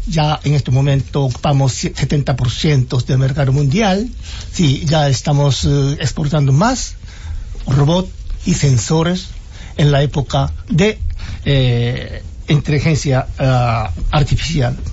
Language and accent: Spanish; Nagano, Japan; Spanish is a second language; moved away as an adult; now in Dominican Republic; mi pueblo donde nací es muy montañoso como Constanza, ya que no tenía ningún recursos, tenía más templos allá